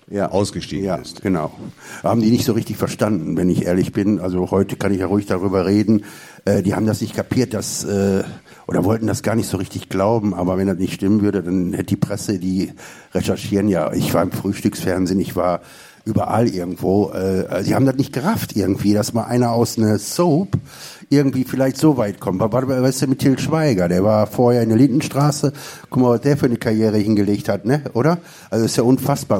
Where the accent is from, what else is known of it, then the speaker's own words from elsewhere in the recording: Duisburg, North Rhine-Westphalia, Germany; Ich komme ja aus dem Ruhrgebiet, also wie gesagt aus Duisburg.